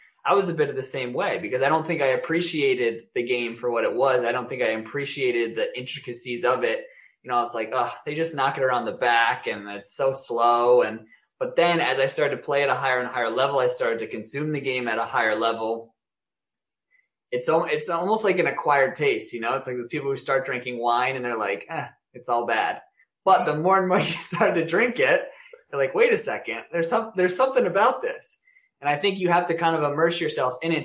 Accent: United States; moved away as an adult; now in Europe; I was born in the States. I grew up in the States

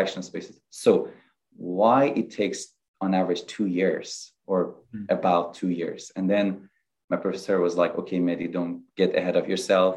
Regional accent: Iran; moved away as an adult; I am originally from Iran. I did dentistry in Iran, and then I did residency in orthodontics in Iran

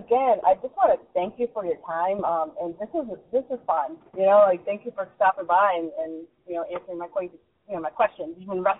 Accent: Waterbury, Connecticut, United States; my hometown, which is Waterbury.

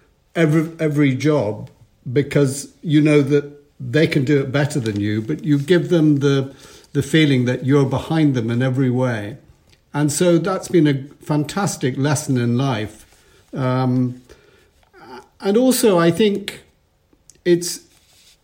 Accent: Edinburgh, Scotland, United Kingdom; As a little boy growing up in Edinburgh

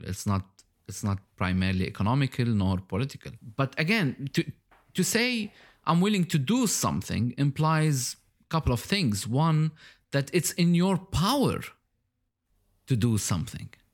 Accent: Lebanon; now in Dubai, United Arab Emirates; I was born in Lebanon. And now I live in Dubai, in the U

